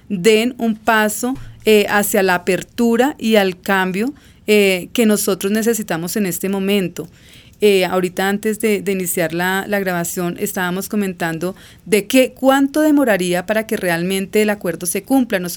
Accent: Colombia; Considero que nosotros eh, como país colombiano, y lo sabemos

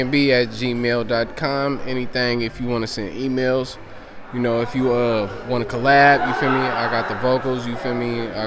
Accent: San Francisco, California, United States; I'm from Frisco

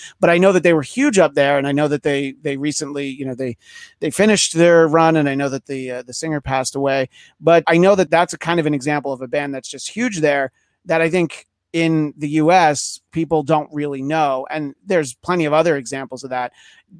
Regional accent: New York, United States; As I referenced, I'm from New York.

